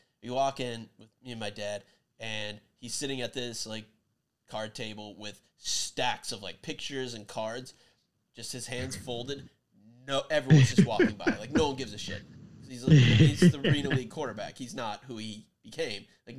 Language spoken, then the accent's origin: English; Iowa, United States; I grew up in Iowa